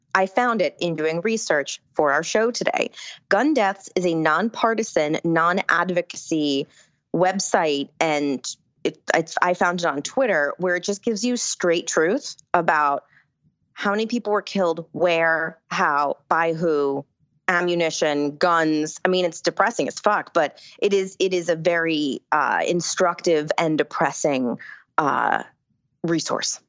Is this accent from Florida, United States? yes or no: no; Rhinebeck, New York, United States; where I grew up in Rhinebeck